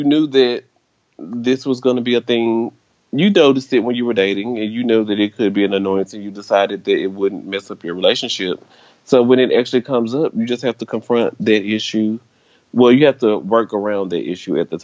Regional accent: Memphis, Tennessee, United States; I am from Memphis, Tennessee.

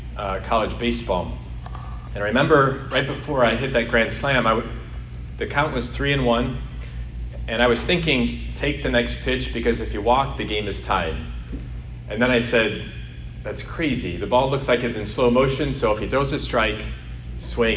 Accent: Illinois, United States; moved away; University of Illinois the first game, my home state

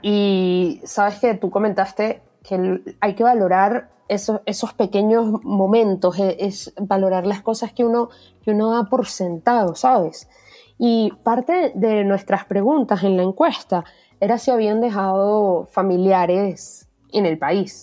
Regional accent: Venezuela; moved away; yo viví en una urbanización con una cancha

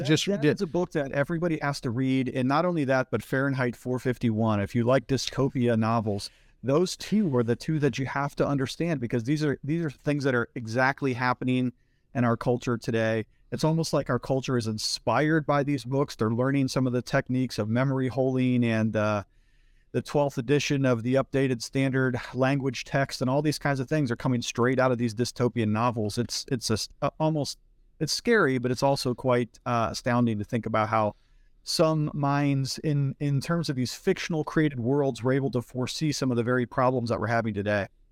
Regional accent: Northeast Ohio, United States; now in Pittsburgh, United States; I grew up in Northeast Ohio and I was raised in the church

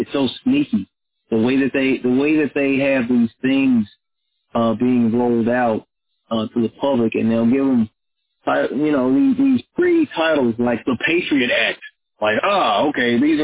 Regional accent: North Little Rock, Arkansas, United States; I grew up in North Little Rock, Arkansas

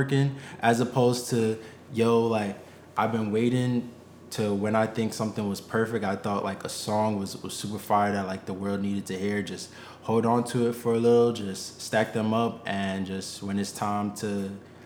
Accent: Poconos, Pennsylvania, United States; also born or lived in New York; I'm from Poconos. I'm from New York, but I was raised in Poconos, Pennsylvania.

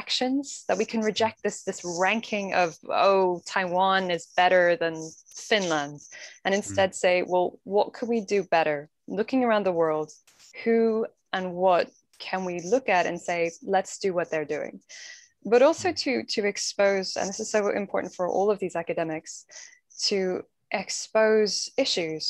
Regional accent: Ireland; being very Irish

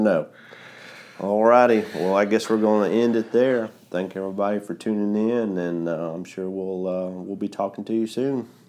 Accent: Georgia, United States; Got all the way to my home state

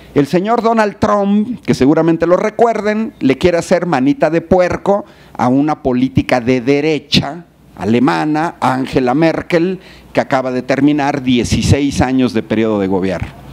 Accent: Mexico City, Mexico; now in Querétaro, Mexico; yo soy chilango también

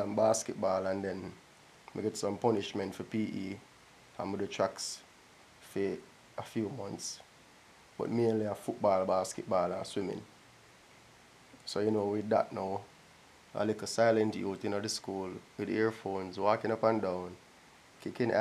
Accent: Jamaica; I'm a Jamaican.

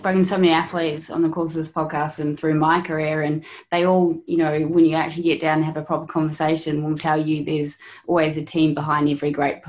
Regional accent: Noosa, Queensland, Australia; the guy growing up in Noosa, a small town on the Sunshine Coast

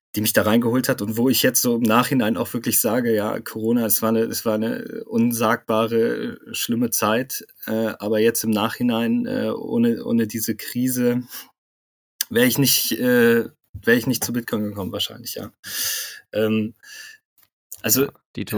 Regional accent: Bonn, North Rhine-Westphalia, Germany; moved away as an adult; also born or lived in Munich / Cologne; ich bin in Bonn auch aufgewachsen, bin dann äh, nach dem Abitur nach München gezogen

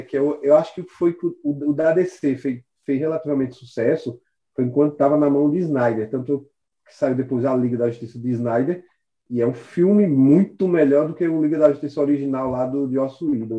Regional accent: Caruaru, Pernambuco, Brazil; aqui na cidade, eu sou de Caruaru

